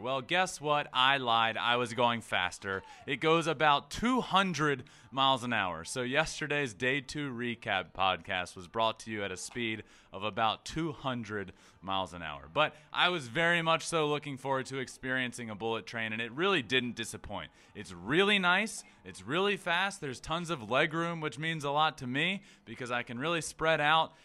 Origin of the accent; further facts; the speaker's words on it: Goochland, Virginia, United States; my hometown. I'm from a very small town called Goochland, Virginia